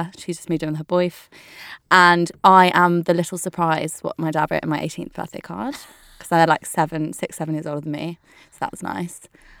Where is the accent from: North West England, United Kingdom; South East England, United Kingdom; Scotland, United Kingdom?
North West England, United Kingdom; also born or lived in Leicester; I grew up from my earliest memories. I can remember I grew up in the Lake District.